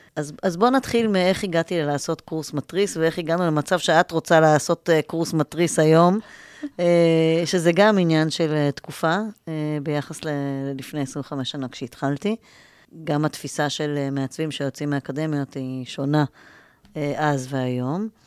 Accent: Israel; also born or lived in New York, United States

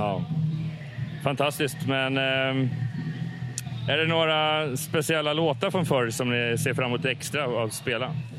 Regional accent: Hultsfred, Kalmar County, Sweden; moved away; jag kommer ju nere från Hultsfredsområdet från början

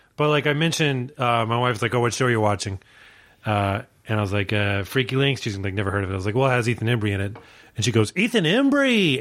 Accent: Virginia, United States; I grew up in Virginia

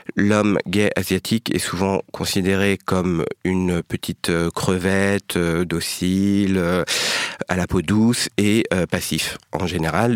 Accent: France; d'origine vietnamienne, né en France, grandi en France

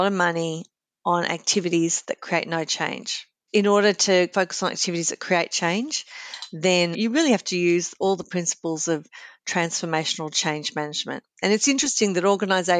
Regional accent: Sydney, New South Wales, Australia; I grew up in Sydney's Sutherland Shire

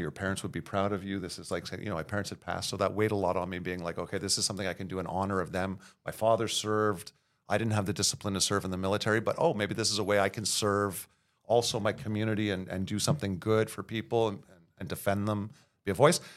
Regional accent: Montreal, Quebec, Canada; born and raised in Verdun.

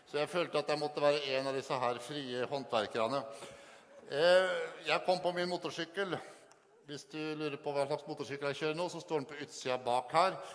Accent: Sarpsborg, Østfold, Norway; Jeg kommer fra Sarpsborg.

